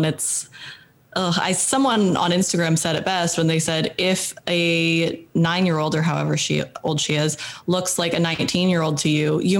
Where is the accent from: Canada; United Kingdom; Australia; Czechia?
Canada; also born or lived in United States; I'm Canadian, but I'm also American.